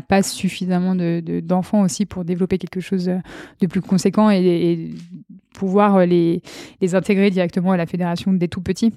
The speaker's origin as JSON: {"language": "French", "town": "Chambéry", "region": "Auvergne-Rhône-Alpes", "country": "France", "tie": "born or raised there", "also_born_or_lived": "Beaufortain", "said": "je suis née à Chambéry en février 1994"}